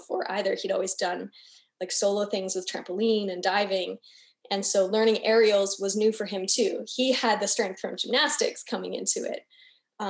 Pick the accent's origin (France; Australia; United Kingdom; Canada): Canada; moved away as an adult; also born or lived in Brazil; I'm from Canada.